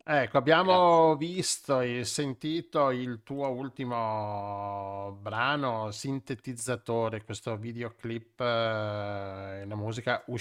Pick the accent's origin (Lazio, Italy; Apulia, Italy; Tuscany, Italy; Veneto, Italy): Veneto, Italy; Venice; noi, noi siamo anche da Venezia, quindi guarda.